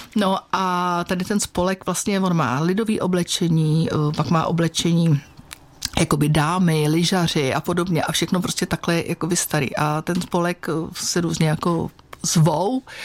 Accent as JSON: {"language": "Czech", "country": "Czechia", "said": "já jsem z Krkonož"}